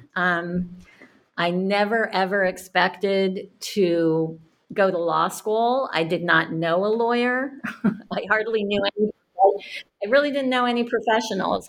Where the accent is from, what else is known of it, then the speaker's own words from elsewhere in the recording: Cambridge, Massachusetts, United States; I grew up in Cambridge, Mass